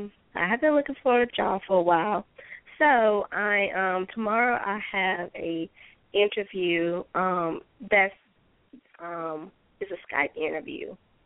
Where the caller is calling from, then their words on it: Georgia, United States; I'm calling from Georgia.